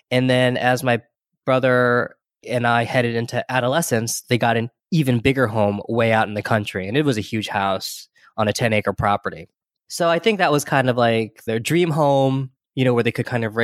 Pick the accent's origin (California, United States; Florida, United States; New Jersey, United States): California, United States; born there; And then we moved when I was born in Central California, right? So there's not a big Chinese community in Central California.